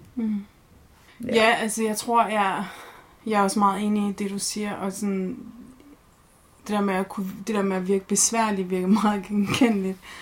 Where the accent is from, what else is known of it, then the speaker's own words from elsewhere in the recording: Horsens, Central Denmark Region, Denmark; født og opvokset i Horsens